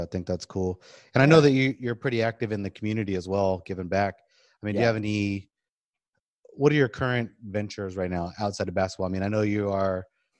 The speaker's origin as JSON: {"language": "English", "town": "Oakland", "region": "California", "country": "United States", "tie": "born or raised there", "also_born_or_lived": "Brentwood, California", "moved": "yes", "lives_now": "Sacramento, United States", "said": "I was born and raised in Oakland and then moved to kind of a country city called Brentwood. It's not country anymore."}